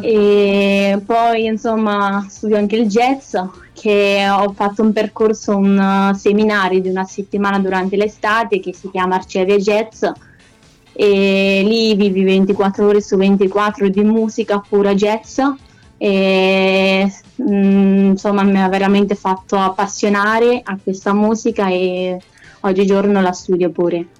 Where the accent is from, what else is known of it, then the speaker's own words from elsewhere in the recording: Corridonia, Marche, Italy; accent: Maceratese; also born or lived in Lithuania; sono di Corridonia, ma sono nata in Lituania, quindi all'estero. Mm-hmm. Ehm, e, all'età di dieci anni vengo adottata da una famiglia italiana